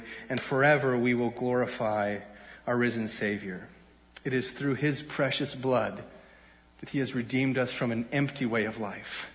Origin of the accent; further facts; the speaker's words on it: Kansas City, United States; now in Pittsburgh, United States; I grew up in Kansas City, a suburb of Kansas City